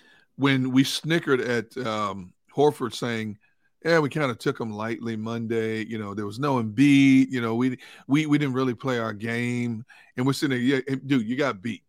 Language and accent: English; Milwaukee, Wisconsin, United States; moved away as an adult; also born or lived in Pittsburgh; My oldest daughter was born in my hometown, Milwaukee